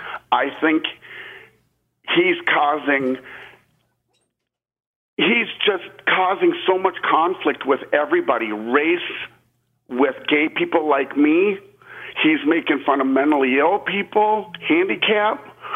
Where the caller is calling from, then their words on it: Austin, Texas, United States; I'm calling from Austin, Texas.